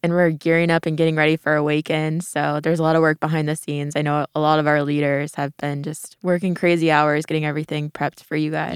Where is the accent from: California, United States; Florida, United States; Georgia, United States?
Florida, United States; Tampa; moved away; I'm from Florida